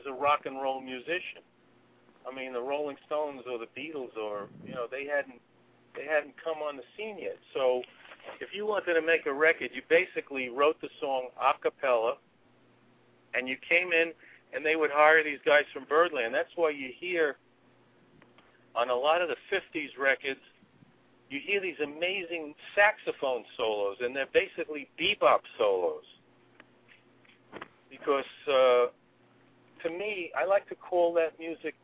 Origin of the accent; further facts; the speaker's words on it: New York City, New York, United States; growing up in Brooklyn